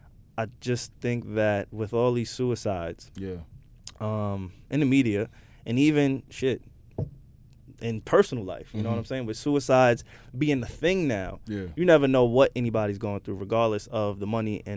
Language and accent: English; New York City, New York, United States; I grew up in Queens